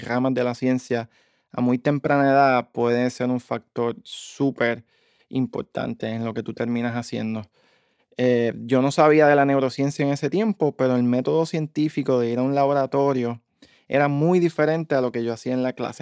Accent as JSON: {"language": "Spanish", "town": "Bayamón", "country": "Puerto Rico", "tie": "born or raised there", "also_born_or_lived": "Dallas, Texas", "moved": "as an adult", "lives_now": "Massachusetts, United States", "said": "mi pueblo natal"}